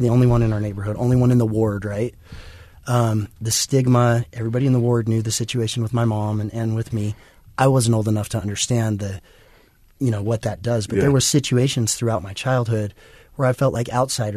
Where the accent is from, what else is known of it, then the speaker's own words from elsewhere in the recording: Kaysville, Utah, United States; I grew up in Kaysville, so, you know, small suburban farm community